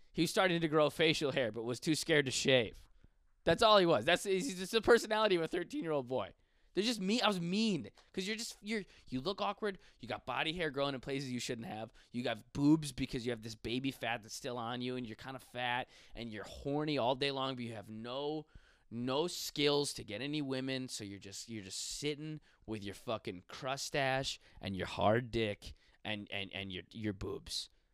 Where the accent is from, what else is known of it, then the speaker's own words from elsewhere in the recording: Buffalo, New York, United States; I'm from Buffalo. Like, fuck yeah, bro. Growing up in the streets of Buffalo